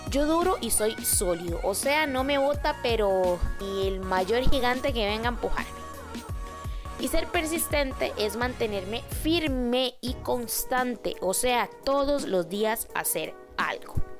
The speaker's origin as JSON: {"language": "Spanish", "country": "Costa Rica", "said": "yo soy de Costa Rica"}